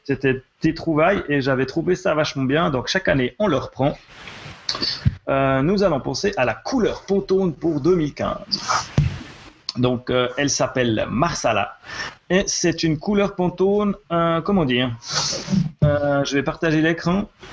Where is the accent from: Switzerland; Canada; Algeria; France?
Switzerland; chez nous en Suisse